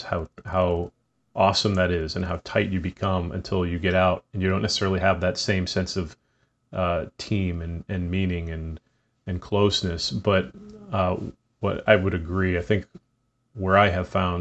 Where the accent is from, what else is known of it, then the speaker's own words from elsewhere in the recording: Boston, Massachusetts, United States; moved away; growing up in the Boston area